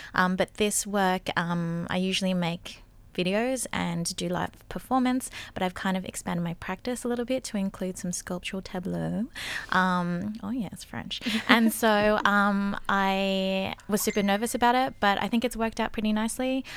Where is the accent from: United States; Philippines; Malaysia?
Philippines; we're both Filipina